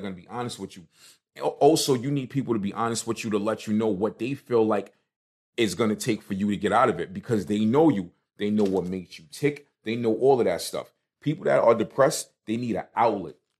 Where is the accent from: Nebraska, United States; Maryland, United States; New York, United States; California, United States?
New York, United States; New York City; me coming from Brooklyn